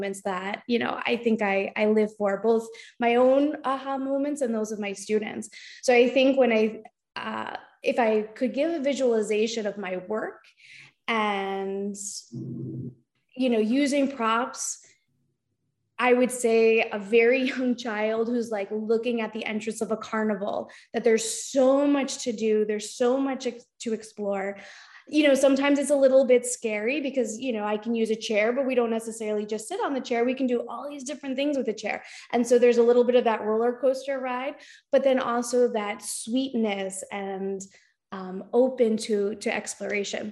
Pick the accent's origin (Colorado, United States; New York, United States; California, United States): New York, United States; New Rochelle; moved away as an adult; now in Danbury, United States; I was actually born here, but I lived my whole life in New Rochelle, New York, about like 30 minutes outside the city